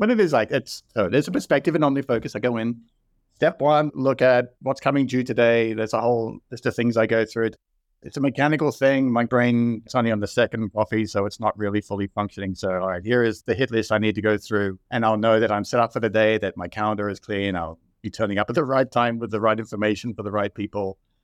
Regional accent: Sydney, New South Wales, Australia; moved away as an adult; also born or lived in Seattle / Dublin, Ireland; now in Austin, United States; I grew up in Sydney, Australia. I moved to the U S in twenty fourteen.

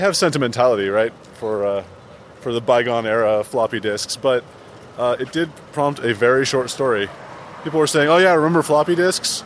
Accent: San Jose, California, United States; moved away as an adult; also born or lived in Palo Alto, California; now in Seattle, United States; I grew up in San Jose and Palo Alto, California

